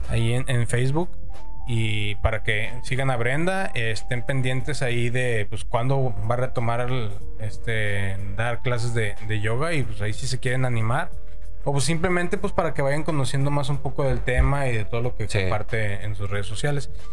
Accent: Mexico; como mexicanos

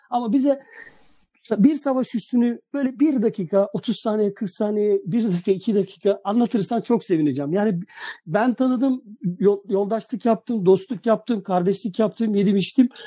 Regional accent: Novi Pazar, Šumadija and Western Serbia, Serbia; Ben Adapazarı'na çok uzak değilim. Ben Novi Pazarlıyım.

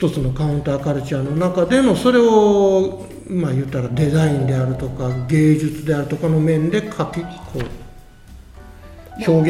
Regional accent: Okayama, Japan; also born or lived in Tokyo; now in Mie, Japan; もともとは岡山です岡山県生まれです

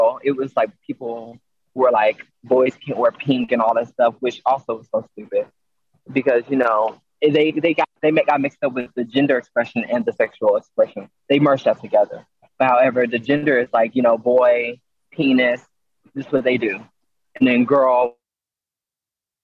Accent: Mesquite, Texas, United States; I grew up in Mesquite, so like Mesquite was very much so white

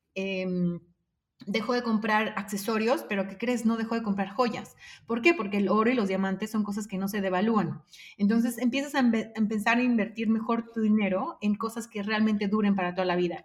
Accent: Mexico; como mexicanos

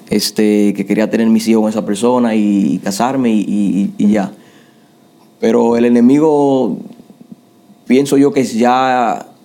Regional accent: New York, United States; now in Florida, United States; me crié en Nueva York, desde los 14 cuando vine para acá hasta ahora. Yo lo que tengo en Florida son, voy para cuatro años.

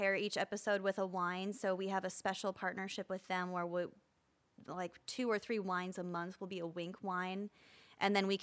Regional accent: Midwest, United States; as a Midwesterner

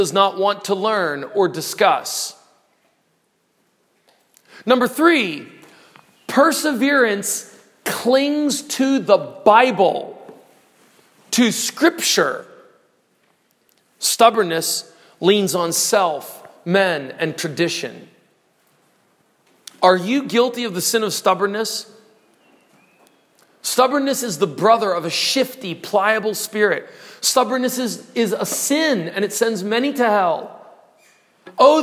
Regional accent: United States; I'm an American

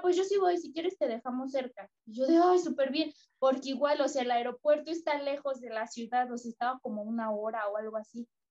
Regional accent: Mexico; yo soy mexicana

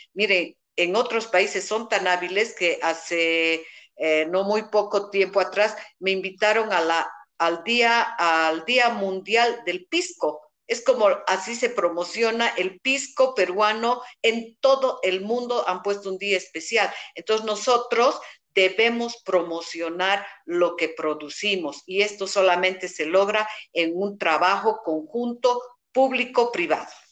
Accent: Cochabamba, Bolivia; Como buenos cochabambinos

